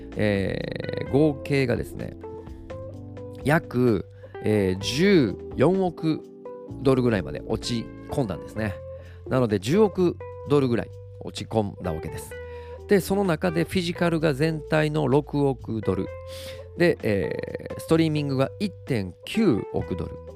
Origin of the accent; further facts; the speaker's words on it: Osaka, Japan; 僕のこう大阪地元